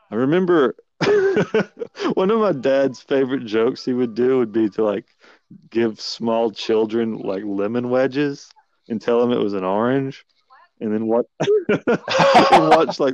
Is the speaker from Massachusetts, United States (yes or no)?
no; Tennessee, United States; I'm from Tennessee